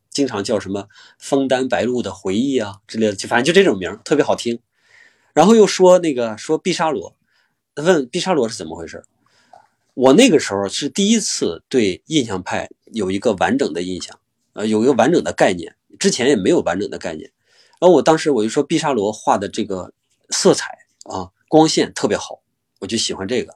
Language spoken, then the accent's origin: Chinese; China; 我们中国人